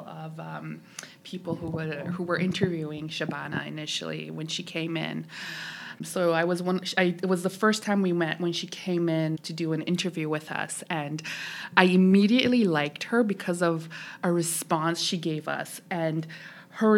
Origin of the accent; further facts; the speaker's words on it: Toronto, Ontario, Canada; English is a second language; also born or lived in Tehran, Iran; now in Ottawa, Canada; grew up in Toronto. I got educated in Toronto